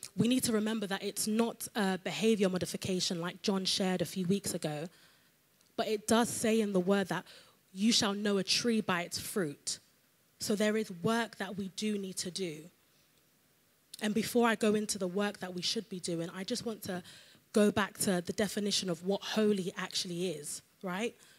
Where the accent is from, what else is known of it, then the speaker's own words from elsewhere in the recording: London, United Kingdom; I'm from London